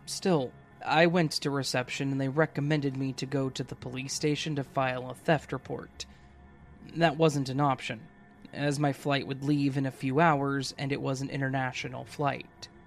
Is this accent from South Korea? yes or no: no; Brazil; I came back home. I'm from Brazil.